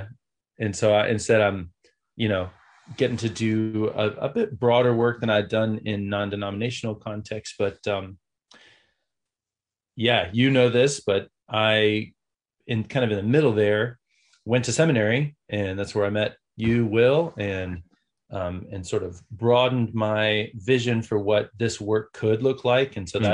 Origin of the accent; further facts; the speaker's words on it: the South, United States; I grew up in the South in church and with music teacher parents